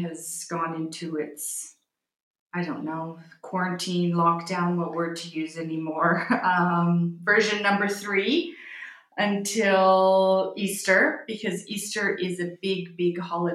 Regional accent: Vancouver, British Columbia, Canada; first language English; moved away as an adult; now in Florence, Italy; But I was born in Canada. English is my first language and what we spoke at home.

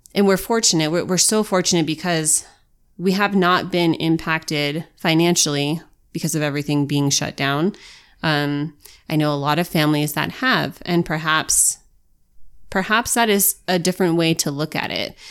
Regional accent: United States

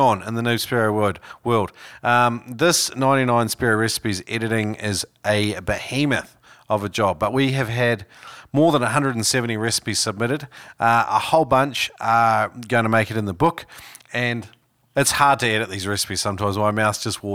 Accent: New Zealand; I grew up in New Zealand, and we all grew up speaking Maori

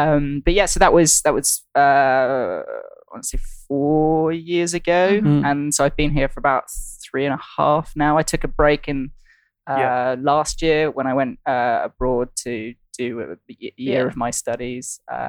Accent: Brighton, South East England, United Kingdom; moved away as an adult; now in London, United Kingdom; I am from Brighton on the south coast. South coast.

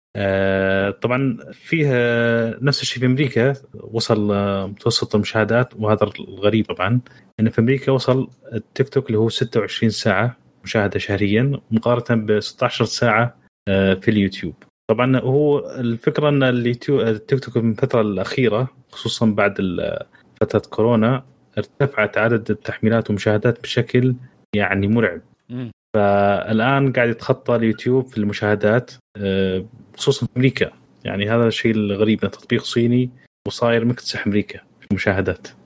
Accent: Saudi Arabia; عندنا في السعودية

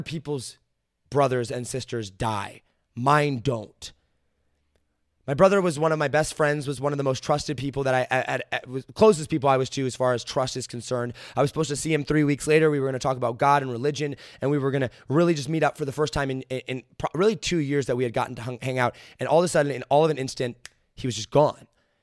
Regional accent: Midwest, United States; I understand that I am a white male growing up in Midwest America with a family whose parents are not divorced.

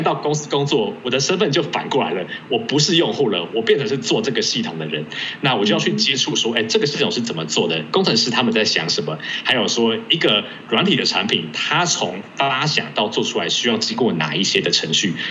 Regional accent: Taipei, Taiwan; moved away as an adult; also born or lived in Hengchun, Pingtung County; now in United States; 因为我自己算是在台北出生长大，但是我国小大概有三个，三年的时间，我是住在，呃，屏东县的恒春镇

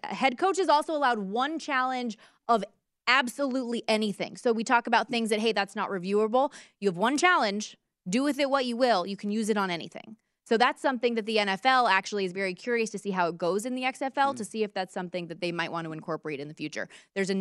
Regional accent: Las Vegas, Nevada, United States; my hometown

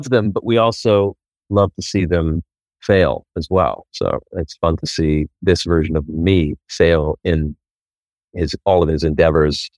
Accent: Oklahoma, United States; moved away as an adult; now in Los Angeles, United States; I moved out here from Oklahoma in 2000. 1993

